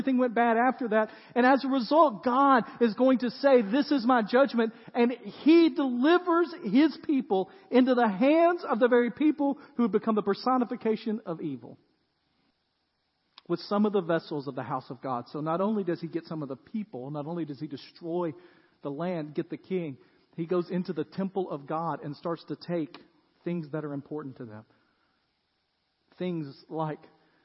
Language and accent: English; Dyersburg, Tennessee, United States; I was born in Dyersburg, Tennessee